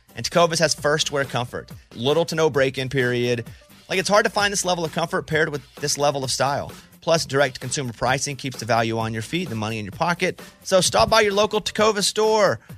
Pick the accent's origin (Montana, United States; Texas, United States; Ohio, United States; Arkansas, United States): Arkansas, United States; Mountain Pine; I grew up in Mountain Pine, Arkansas, population seven hundred